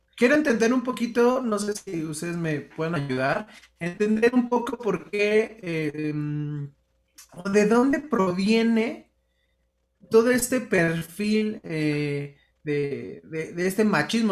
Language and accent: Spanish; Mexico; a los mexicanos, pues nos, educaron a base de películas y novelas